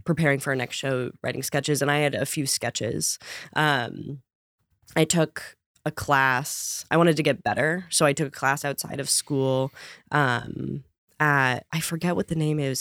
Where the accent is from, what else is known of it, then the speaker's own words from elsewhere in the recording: Connecticut, United States; I grew up in Connecticut